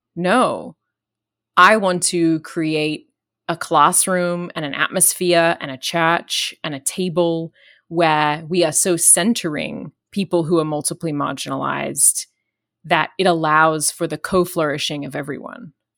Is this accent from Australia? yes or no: yes; Australia; I'm Australian